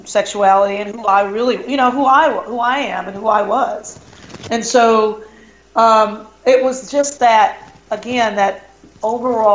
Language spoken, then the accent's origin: English; the South, United States; moved away as an adult; also born or lived in Madison, Wisconsin; growing up in the South